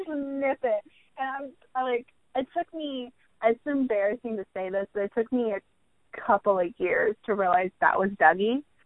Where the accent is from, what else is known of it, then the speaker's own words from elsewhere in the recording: United States; I'm American